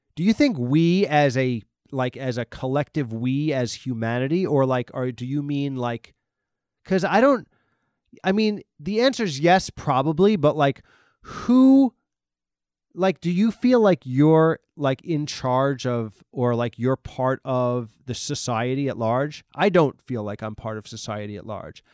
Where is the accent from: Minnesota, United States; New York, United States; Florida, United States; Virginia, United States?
New York, United States; I'm from the East Coast, I'm from New York